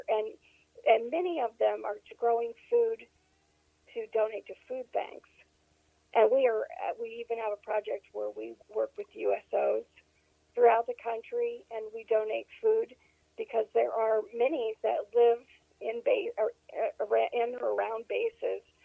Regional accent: Pennsylvania, United States; moved away as an adult; also born or lived in Wiesbaden, Germany / California / Tennessee / New York; now in Texas, United States; We went back to near our family farm in Pennsylvania and basically grew up in that area

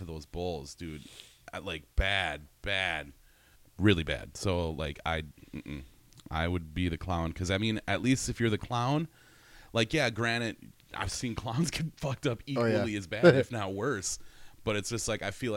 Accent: Wisconsin, United States; I'm from Wisconsin.

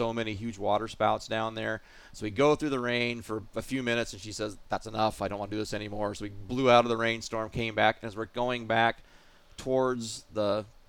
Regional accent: Oregon, United States; moved away as an adult; also born or lived in Pacific Northwest / Akeley, Minnesota; now in Minnesota, United States; I'm from Oregon originally

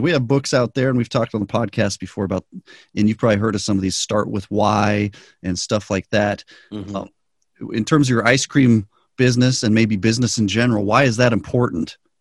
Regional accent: New Mexico, United States; I grew up in New Mexico

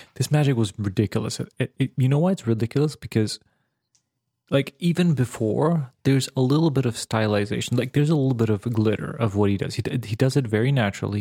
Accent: Serbia; moved away; I grew up in the Balkans

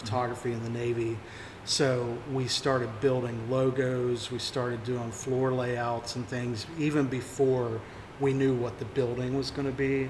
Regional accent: New Haven, West Virginia, United States; moved away as an adult; also born or lived in Florida; I grew up in New Haven, West Virginia.

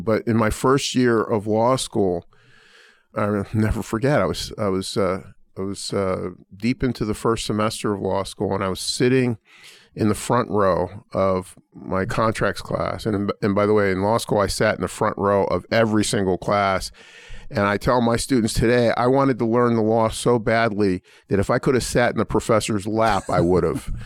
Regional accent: Pittsburgh, Pennsylvania, United States; now in Indiana, United States; I grew up in a relatively poor family in the Terrace Village housing projects of, uh, Pittsburgh's Hill District

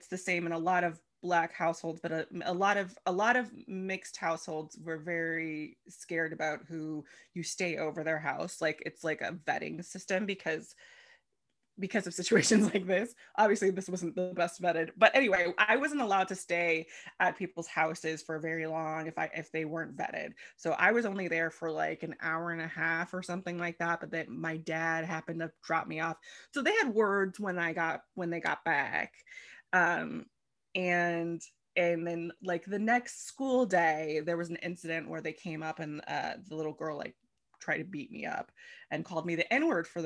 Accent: Los Angeles, California, United States; my parents met in Los Angeles and I was born and raised here

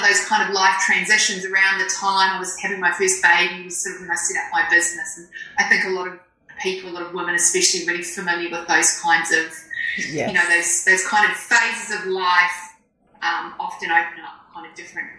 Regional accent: New Zealand; I'm a Kiwi

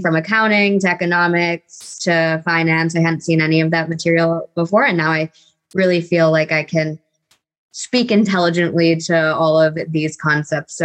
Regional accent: Rochester, New York, United States; moved away as an adult; also born or lived in Virginia; now in Charlottesville, United States; I am originally from Rochester, New York. So born and raised there, spent 18 years of my life in the cold

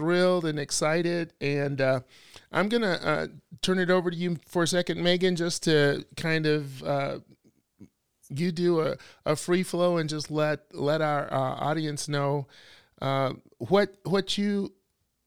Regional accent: Alabama, United States; I'm from the South. I am from Alabama

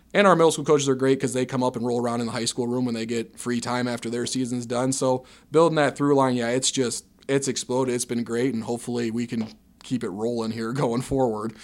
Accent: Dyersville, Iowa, United States; moved away as an adult; now in Ames, United States; I'm originally from Northeast Iowa over in Dyersville ended up in Ames via Iowa State

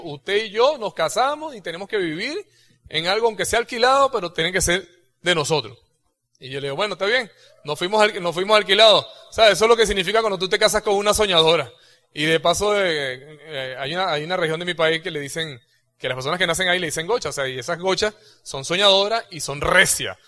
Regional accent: Venezuela; moved away; cuando yo tenía 17 años, yo presenté en tres, en tres organismos de, los, militares allá en, esta, en, Venezuela

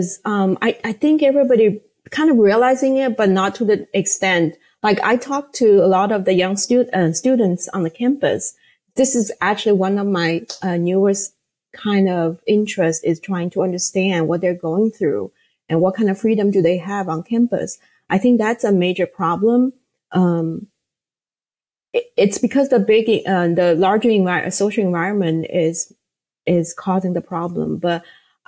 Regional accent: Shanghai, China; born or raised there; English is a second language; moved away as an adult; now in United States

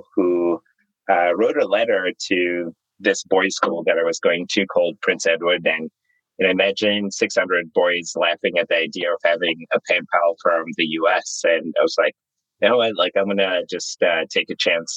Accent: Zimbabwe; moved away as an adult; also born or lived in New York; now in United States; I was born and raised in Zimbabwe

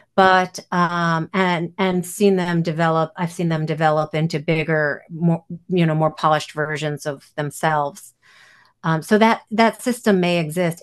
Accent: New York City, New York, United States; I grew up in Manhattan

